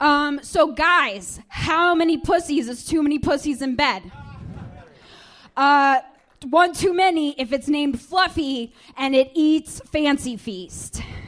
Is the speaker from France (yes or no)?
no; Dublin, Ohio, United States; also born or lived in Beacon, New York; now in Upstate New York, United States; I'm originally from Ohio.